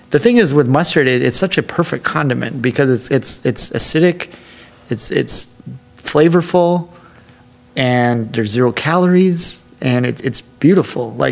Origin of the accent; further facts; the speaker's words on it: Wisconsin, United States; also born or lived in Texas / New York / Chicago / Minneapolis; I grew up in born in Texas, raised in Wisconsin, moved to New York for college from there, I lived in Chicago and in Minneapolis.